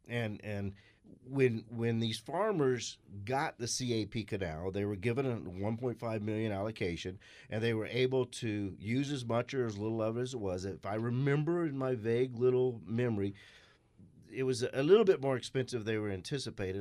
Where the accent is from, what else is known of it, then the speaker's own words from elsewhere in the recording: Scottsdale, Arizona, United States; growing up in Scottsdale